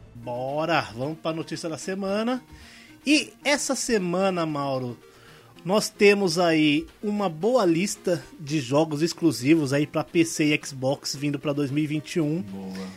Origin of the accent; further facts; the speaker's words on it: Ferraz de Vasconcelos, São Paulo, Brazil; sou de Ferraz de Vasconcelos